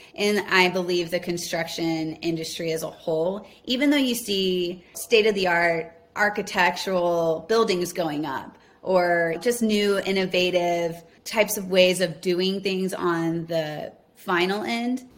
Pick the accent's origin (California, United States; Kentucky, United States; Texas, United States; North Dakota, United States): Texas, United States; Houston; I grew up in and around Houston on the outskirts in the suburbs